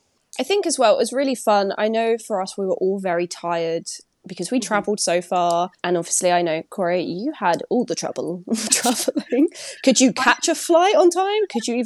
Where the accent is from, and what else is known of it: Essex, East of England, United Kingdom; accent: Essex; now in Glasgow, United Kingdom